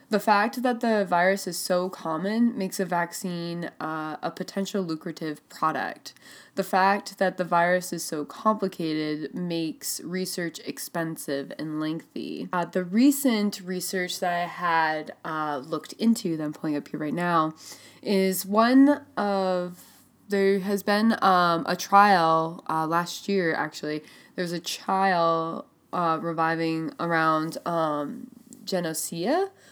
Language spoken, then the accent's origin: English; Burlington, Vermont, United States; born or raised there